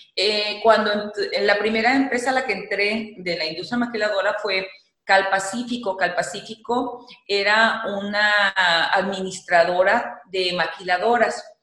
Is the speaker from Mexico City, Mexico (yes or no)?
no; Tijuana, Baja California, Mexico; yo soy nativa de la ciudad de Tijuana, Baja California, a mucho orgullo